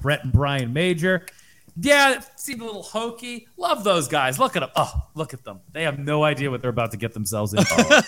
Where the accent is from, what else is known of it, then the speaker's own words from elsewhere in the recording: Boston, Massachusetts, United States; I was a kid from Boston